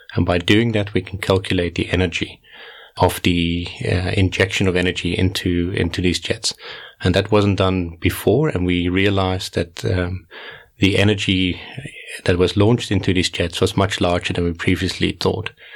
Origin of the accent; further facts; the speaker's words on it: Netherlands; moved away as an adult; also born or lived in South Africa; now in Cape Town, South Africa; So I grew up in the Netherlands, did my first degree in the University of Groningen